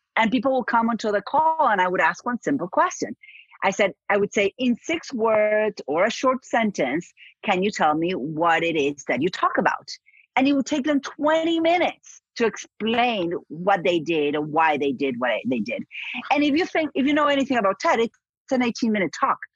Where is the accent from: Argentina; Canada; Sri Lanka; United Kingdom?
Argentina; moved away; I'm from Argentina